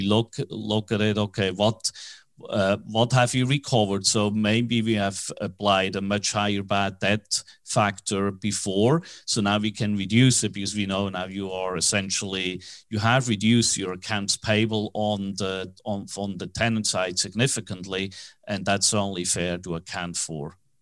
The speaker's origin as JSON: {"language": "English", "country": "Switzerland", "tie": "born or raised there", "also_born_or_lived": "New York / Tokyo / Hong Kong", "accent": "Swiss", "second_language": "English", "moved": "as an adult", "lives_now": "Dallas, United States", "said": "that strange accent, even though I'm in, based in Dallas, is from Switzerland. I was born in Switzerland"}